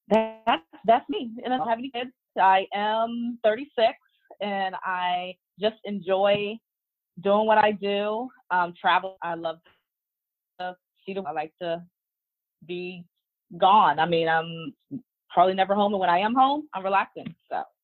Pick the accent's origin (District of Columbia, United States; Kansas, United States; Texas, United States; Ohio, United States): District of Columbia, United States; Washington; also born or lived in Maryland; I am from the Washington, D.C. metropolitan area. I actually reside in Maryland